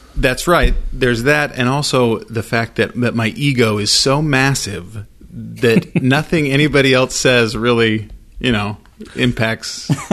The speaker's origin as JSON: {"language": "English", "town": "Idaho Falls", "region": "Idaho", "country": "United States", "tie": "born or raised there", "said": "I grew up in Idaho Falls, went to Idaho Falls High School."}